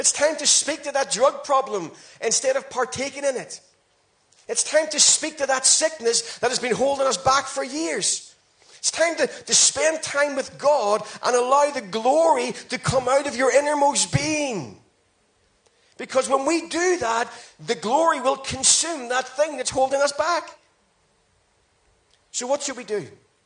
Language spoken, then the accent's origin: English; Ireland; I'm Irish